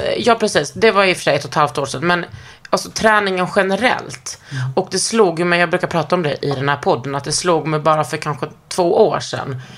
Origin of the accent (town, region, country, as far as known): Lund, Skåne, Sweden; born or raised there